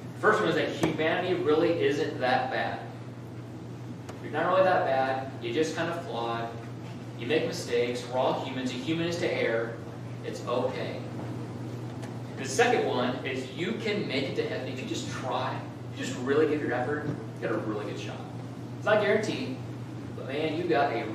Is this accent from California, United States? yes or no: yes; Southern California, United States; moved away; I grew up in Southern California as a kid